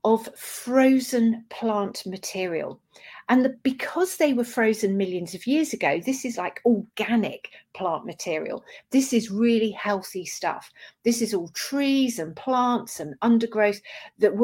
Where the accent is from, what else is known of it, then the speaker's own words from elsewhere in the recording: Dorset, South West England, United Kingdom; I grew up in Dorset